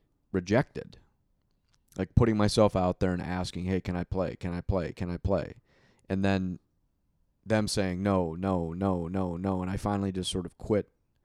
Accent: Minnesota, United States; I grew up playing hockey in Minnesota, right?

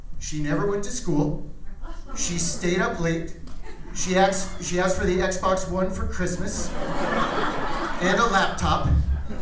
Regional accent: Phoenix, Arizona, United States; I am originally from here. I came all the way from West Phoenix

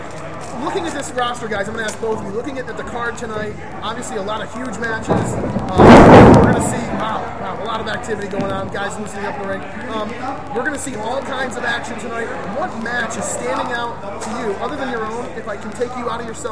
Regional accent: Austria; Sorry. I'm from Austria. I don't give a shit.

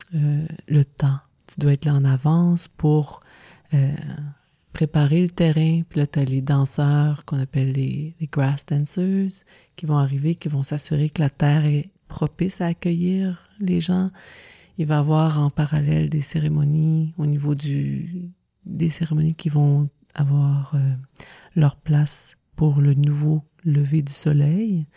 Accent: Saint-Alexis, Quebec, Canada; also born or lived in Joliette; now in Wakefield, Canada; Je suis née à ah. Joliette, puis on a grandi à Saint-Alexis de Montcalm

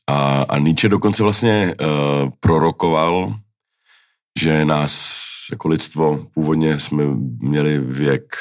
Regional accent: Finland; Já jsem vyrůstal ve Finsku a moje životní imperativ, můj životní imperativ byl, aby se divák nenudil.

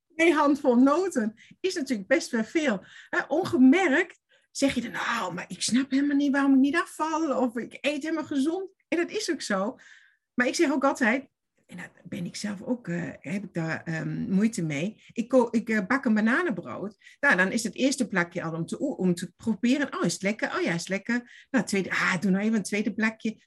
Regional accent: Stuttgart, Baden-Württemberg, Germany; Dutch is a second language; moved away as an adult; also born or lived in Oberstdorf / Veendam; now in Netherlands; ik kom uit Duitsland, ben geboren in Stuttgart. En ik heb gewoond ook in Stuttgart lang en in de bergen

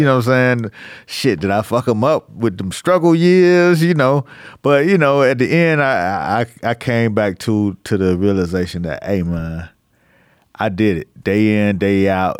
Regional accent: Miami, Florida, United States; moved away as an adult; I was from Miami

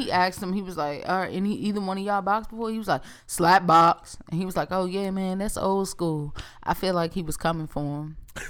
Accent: Dominican Republic; I'm from Dominican Republic.

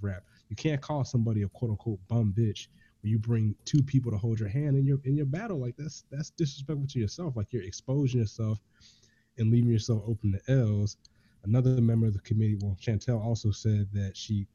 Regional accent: Augusta, Georgia, United States; I'm from Augusta, Georgia

